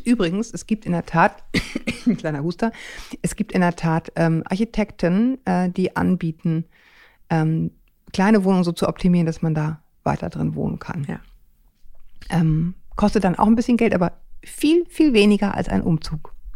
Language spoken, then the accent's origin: German; Northern Germany, Germany; bin ja auch auf dem Dorf wirklich groß geworden